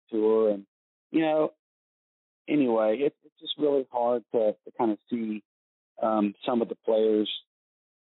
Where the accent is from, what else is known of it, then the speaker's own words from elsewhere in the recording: United States; I'm from the United States